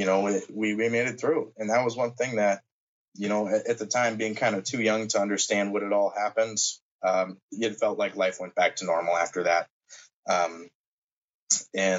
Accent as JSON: {"language": "English", "town": "Green Bay", "region": "Wisconsin", "country": "United States", "tie": "born or raised there", "said": "I am from Green Bay, Wisconsin, born and raised"}